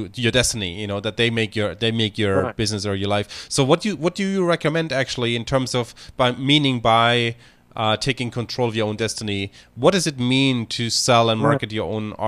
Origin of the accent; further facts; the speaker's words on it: Germany; moved away; Germany, for instance, my home country